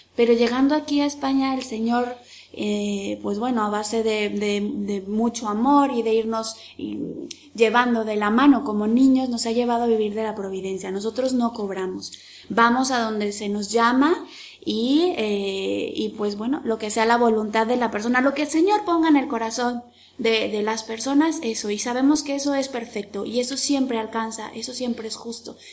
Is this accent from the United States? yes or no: no; Mexico; como los mexicanos que nos llamamos siempre con Guadalupe